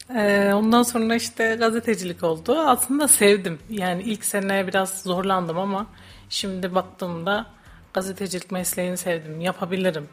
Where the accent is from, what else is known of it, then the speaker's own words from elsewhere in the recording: Hatay, Turkey; moved away as an adult; now in Kayseri, Turkey; Ben Hataylıyım.